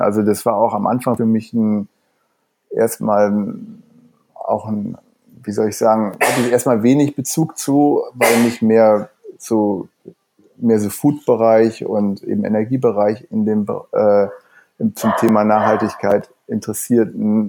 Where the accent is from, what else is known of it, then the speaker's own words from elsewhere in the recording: Wuppertal, North Rhine-Westphalia, Germany; now in Berlin, Germany; ich komme ursprünglich aus, aus Wuppertal, aber bin schon seit ungefähr 30 Jahren jetzt hier in Berlin